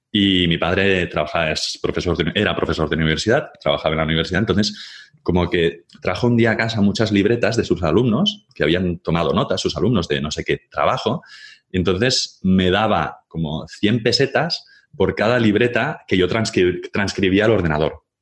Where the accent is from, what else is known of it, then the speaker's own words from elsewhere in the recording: Catalonia, Spain; soy catalán